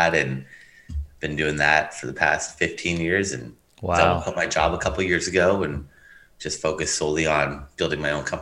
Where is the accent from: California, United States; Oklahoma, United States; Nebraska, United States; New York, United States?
California, United States; Los Angeles; also born or lived in Riverside, California / Long Beach, California; I grew up in San Pedro, California, and lived in Los Angeles pretty my whole life